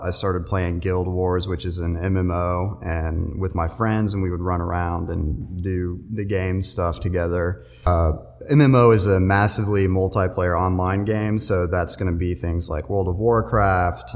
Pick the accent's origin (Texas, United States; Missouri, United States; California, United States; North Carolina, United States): North Carolina, United States; Matthews; I'm from Matthews, North Carolina. I graduated high school in 2010